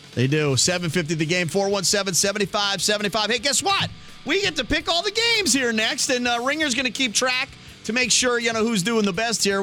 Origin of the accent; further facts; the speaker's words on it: East Coast, United States; now in Oregon, United States; I am from the East Coast.